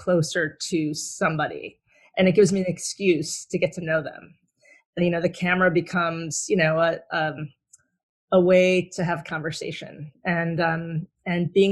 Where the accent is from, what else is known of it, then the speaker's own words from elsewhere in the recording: Southfield, Michigan, United States; I'm originally from Southfield, Michigan, which is right outside of Detroit.